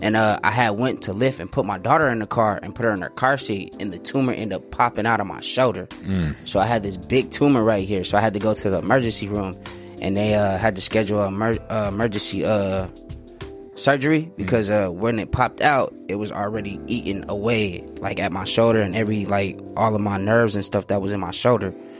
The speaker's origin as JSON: {"language": "English", "town": "San Bernardino", "region": "California", "country": "United States", "moved": "as an adult", "lives_now": "Phoenix, United States", "said": "I'm originally from San Bernardino"}